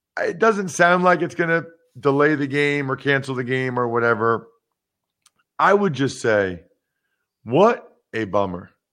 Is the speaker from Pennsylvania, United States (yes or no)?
yes; Wyomissing, Pennsylvania, United States; my hometown, Wyomissing, Pennsylvania